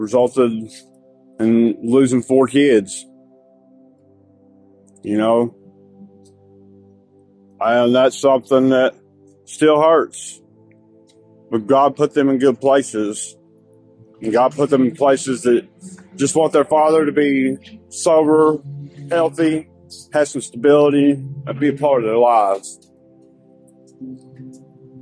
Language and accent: English; Bryson City, North Carolina, United States; I'm from Bryson City, North Carolina.